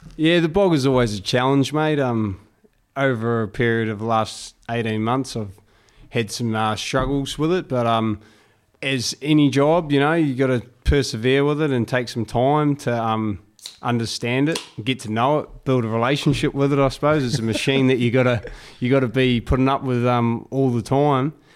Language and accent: English; United States; being American